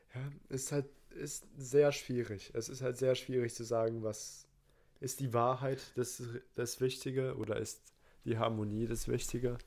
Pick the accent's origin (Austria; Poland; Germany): Poland; Ich bin Pole